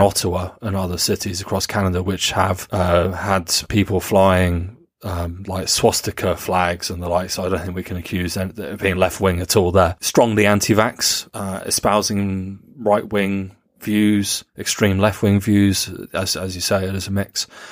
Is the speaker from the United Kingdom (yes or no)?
yes; United Kingdom; I was never ashamed to admit to being British